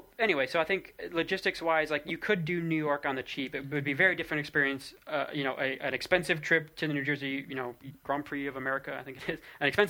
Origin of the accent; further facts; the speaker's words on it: England, United Kingdom; as an English person, or sorry, a British person, I should say, because some folks are Scottish as well.